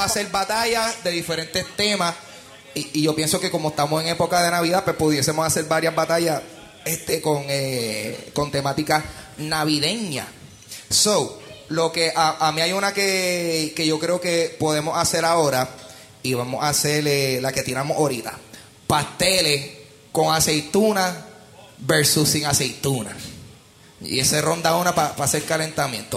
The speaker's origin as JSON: {"language": "Spanish", "country": "Puerto Rico", "said": "como puertorriqueños"}